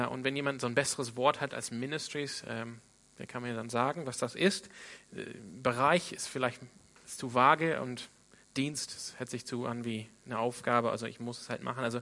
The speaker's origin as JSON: {"language": "German", "town": "Sydney", "region": "New South Wales", "country": "Australia", "said": "Ich komme ursprünglich aus Sydney in Australien."}